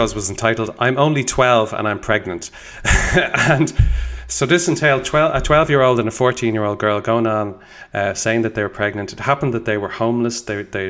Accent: Dublin, Leinster, Ireland; I grew up, I was born in Dublin in 1985

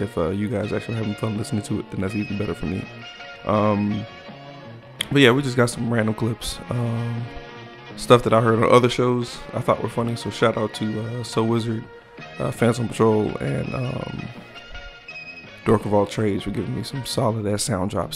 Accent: Texas, United States; I'm from Texas

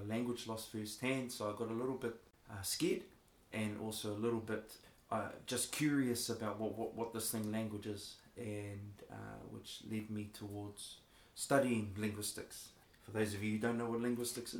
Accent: Waikato, New Zealand; So I hail from the Waikato region, kind of central New Zealand.

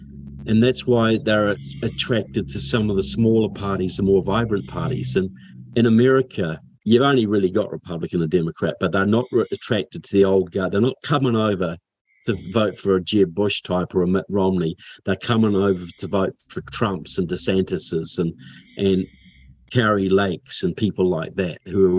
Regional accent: Kaiapoi, Canterbury, New Zealand; now in Florida, United States; I grew up in Kaiapoi. Norman Kirk was our mayor once, you know.

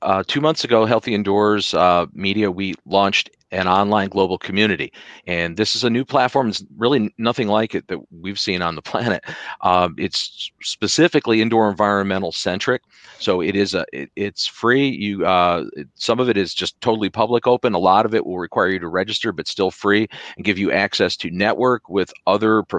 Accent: United States; as an American

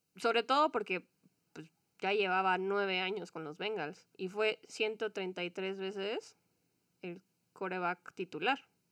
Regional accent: Mexico; como mexicanos

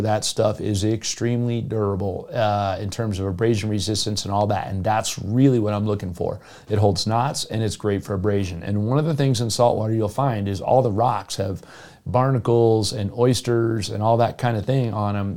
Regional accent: Jupiter, Florida, United States; now in Colorado, United States; I grew up in Jupiter, Florida, where snook is king.

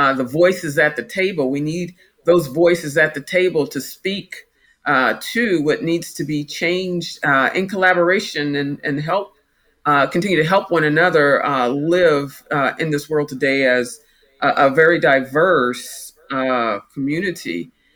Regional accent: Topeka, Kansas, United States; also born or lived in Brooklyn, New York; I grew up here in Kansas

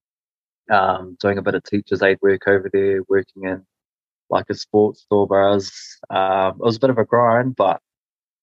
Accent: Palmerston North, Manawatū-Whanganui, New Zealand; born or raised there; moved away; also born or lived in Australia

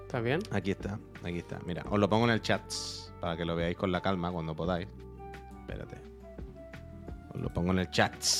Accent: La Línea de la Concepción, Andalusia, Spain; now in Barcelona, Spain; yo soy de Cádiz, de la línea, pero estamos en Barcelona

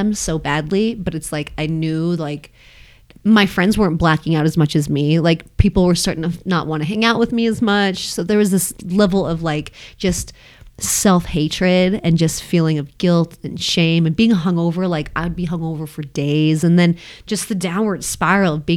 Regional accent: Longmont, Colorado, United States; I grew up in Longmont

